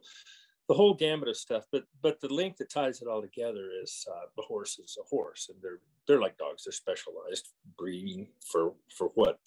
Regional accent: California, United States; moved away as an adult; now in Colorado, United States; I live in Colorado now, but I was born in California and spent my young early life up to my early 20s there.

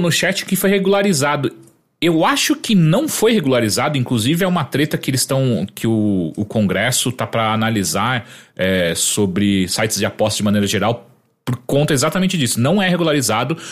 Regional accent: Atibaia, São Paulo, Brazil; uma das primeiras vezes que eu vim de Atibaia para São Paulo com meus amigos e não meu pai me trazendo

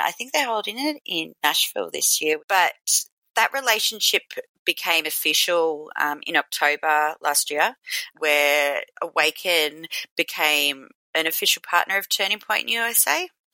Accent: Australia; I'm from Australia

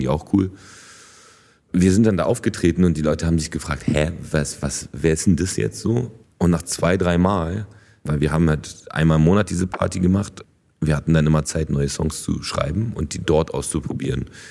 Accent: Berlin, Germany; German is a second language; ich bin auf jeden Fall, also Berliner durch und durch. So. Also natürlich habe ich dann auch einen, einen, deutschen Pass bekommen und so. Und also die Stadt ist voll meine Heimat

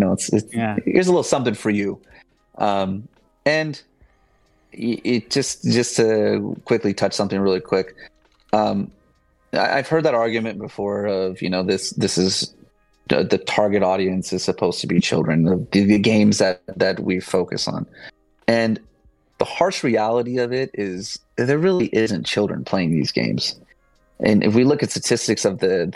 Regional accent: Southern California, United States; I'm from SoCal

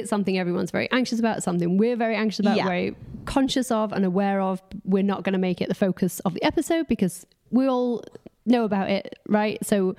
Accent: United States; accent: American; We're sorry that our American accents have offended you. We can't help it. We live in near the valley

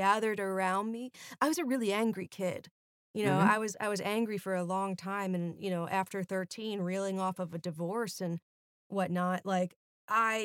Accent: North Shore of Suffolk County, Long Island, New York, United States; we're both from Long Island

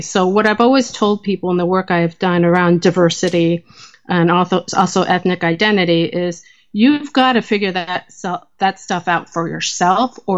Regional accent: New Jersey, United States; And growing up in New Jersey in the 1980s was an interesting time as an Asian American

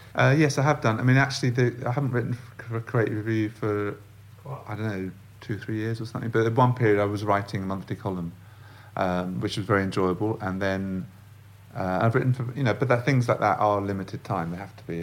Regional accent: London, United Kingdom; I'm from London, I've grown up in London

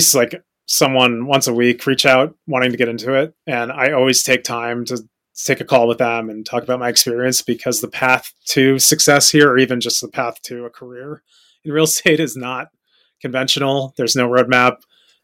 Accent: Fairfield, Connecticut, United States; moved away as an adult; now in New York City, United States; I grew up in Fairfield, Connecticut, and I moved to the city immediately after graduating college

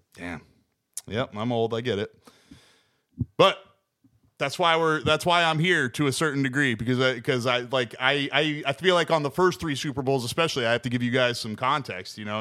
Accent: New England, United States; I grew up in New England

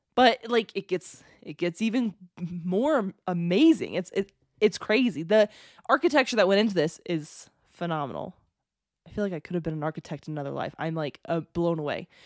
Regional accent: United States; I'm American, very American

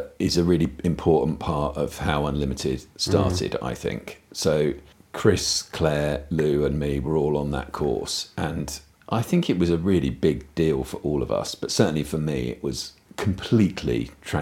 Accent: the Southeast, South East England, United Kingdom; moved away as an adult; growing up in the Southeast in the 80s

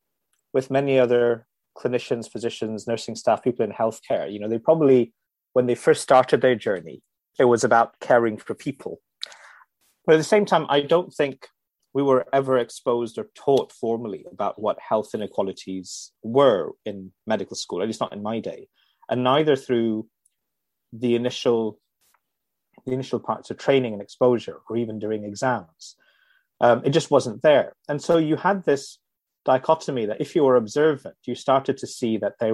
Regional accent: Dubai, United Arab Emirates; I'm Indian by origin, but grew up in Dubai in the Middle East in the 1970s and 80s.

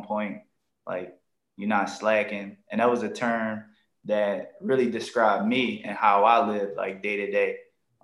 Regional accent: Philadelphia, Pennsylvania, United States; I'm from North Philadelphia, a section called Badlands

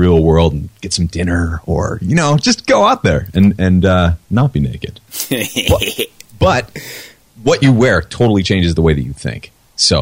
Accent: New Hampshire, United States; I'm from New Hampshire

